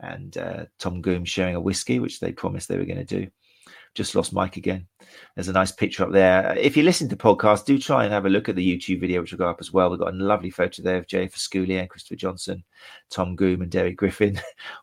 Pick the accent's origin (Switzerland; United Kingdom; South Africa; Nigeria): United Kingdom; Brighton, South East England; my hometown of Brighton